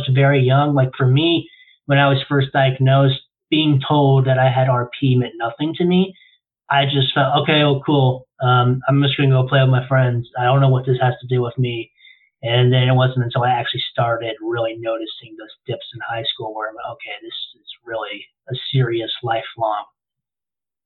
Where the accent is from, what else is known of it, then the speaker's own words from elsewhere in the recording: Florida, United States; I was born and raised in Florida